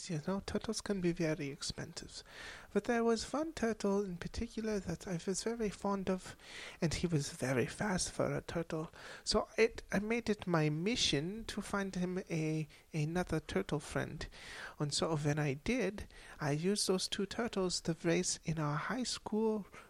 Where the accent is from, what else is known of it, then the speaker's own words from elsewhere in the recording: Germany; And growing up in Germany in a poor household, I was not always lucky enough to have a pet.